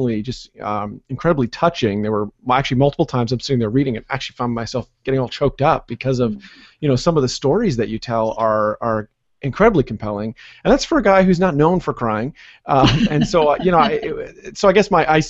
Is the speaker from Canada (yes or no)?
yes; Canada; now in United States; I'm Canadian